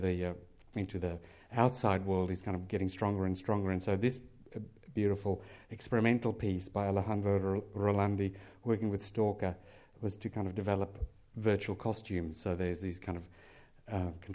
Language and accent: English; South Africa; moved away; I'm from South Africa